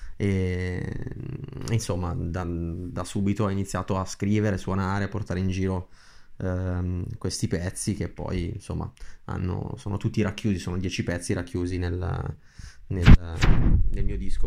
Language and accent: Italian; Brianza, Lombardy, Italy; vengo dalla Brianza che è diciamo, una zona verdeggiante a nord di, di Milano